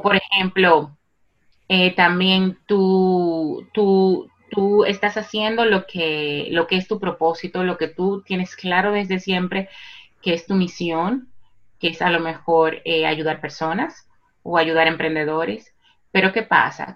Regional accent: Santo Domingo, Distrito Nacional, Dominican Republic; moved away as an adult; now in Spain; en, la República Dominicana, en Santo Domingo. Yo nací y me crié allá y llevo 15 años residiendo en España.

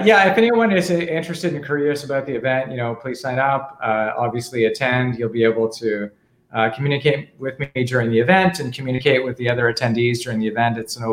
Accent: Canada; it's an A before the U because I'm from Canada and it's a French name

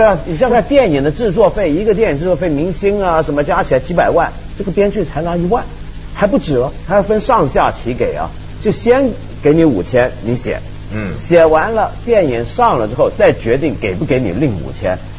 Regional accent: Taiwan; 我小时候在台湾住嘛

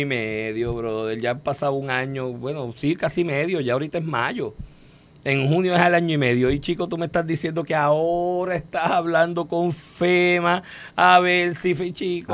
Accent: Puerto Rico; nosotros mismos cuando llegamos como puertorriqueños

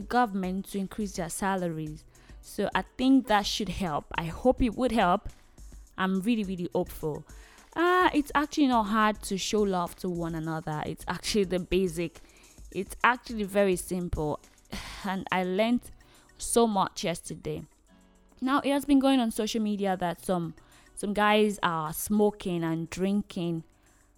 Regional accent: Nigeria; I am a Nigerian lady

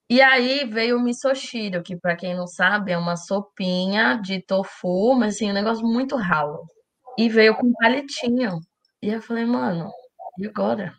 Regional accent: Taboão da Serra, São Paulo, Brazil; eu cresci no Taboão da Serra, que é muito perto do Capão Redondo

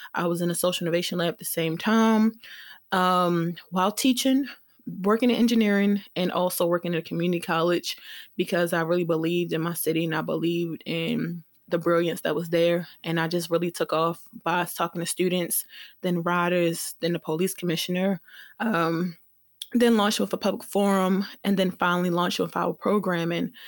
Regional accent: Baltimore, Maryland, United States; We're all Black from Baltimore

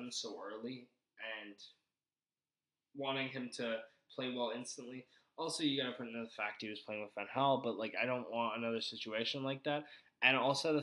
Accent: United States; I'm American

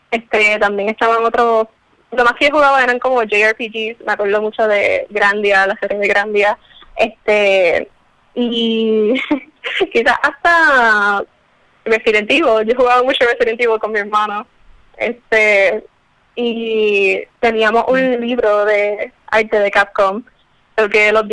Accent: San Juan, Puerto Rico; Eh, yo soy de San Juan.

